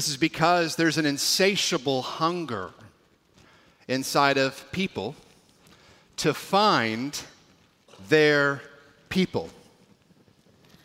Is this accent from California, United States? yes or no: yes; California, United States; now in Washington, United States